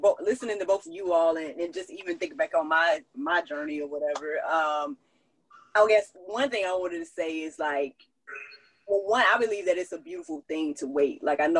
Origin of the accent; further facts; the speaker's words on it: Hawaii, United States; I'm from Kauai. I hope you don't mind.